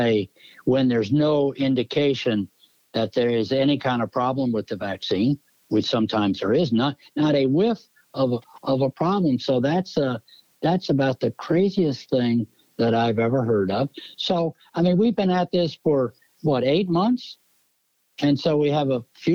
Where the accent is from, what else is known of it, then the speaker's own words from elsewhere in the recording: Jacksonville, Florida, United States; now in Miami, United States; I'm from Jacksonville, in the north part of the state